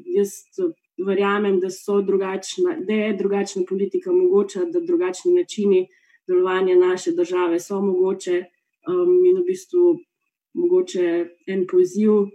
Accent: Slovenia; smo Slovenci

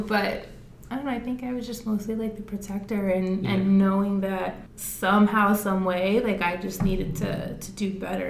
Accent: Phoenix, Arizona, United States; now in Surprise, United States; So I grew up in Maryville.

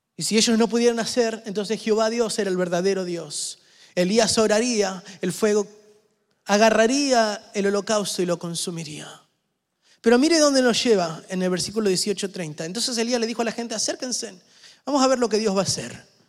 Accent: Argentina; yo soy argentino

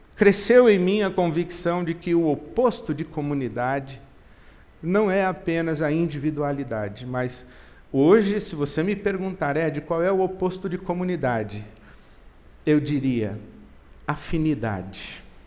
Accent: Brazil

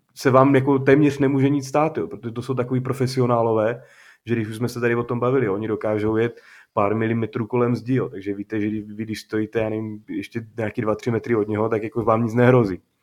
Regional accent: Czechia; jsme Češi

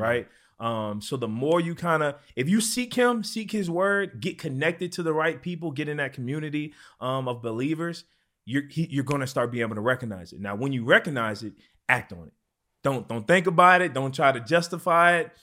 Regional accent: New Orleans, Louisiana, United States; I'm from New Orleans, Louisiana

